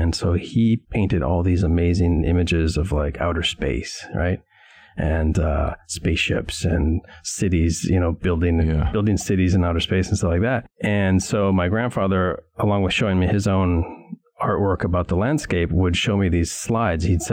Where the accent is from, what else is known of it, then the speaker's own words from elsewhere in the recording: St. Paul, Minnesota, United States; I grew up in St. Paul, Minnesota